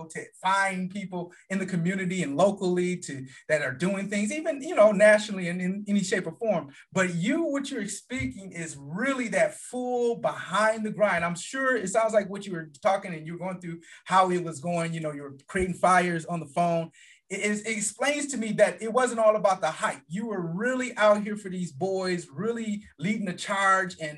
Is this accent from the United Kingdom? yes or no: no; Flint, Michigan, United States; moved away as an adult; also born or lived in Detroit, Michigan; now in Atlanta, United States; I'm from Michigan. I really grew up in Flint, Michigan, lived in Detroit area.